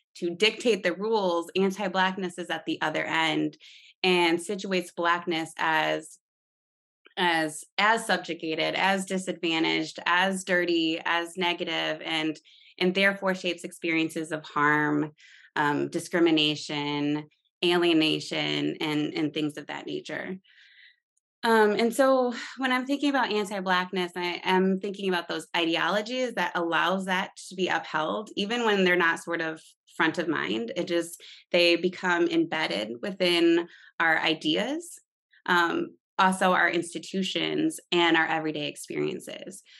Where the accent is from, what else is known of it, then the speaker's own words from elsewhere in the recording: East Lansing, Michigan, United States; I grew up in East Lansing, Michigan, which is a college town